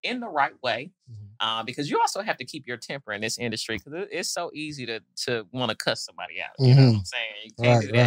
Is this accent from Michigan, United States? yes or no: yes; Detroit, Michigan, United States; also born or lived in Nashville, Tennessee; now in Atlanta, United States; I grew up in Detroit, but moved to Nashville in my younger days